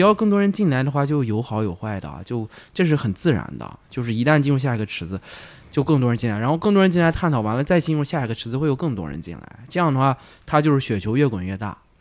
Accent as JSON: {"language": "Chinese", "region": "northern China", "country": "China", "moved": "as an adult", "lives_now": "Guangzhou, China", "said": "那我是一个北方人嘛，我来广州没有，就是也是几年"}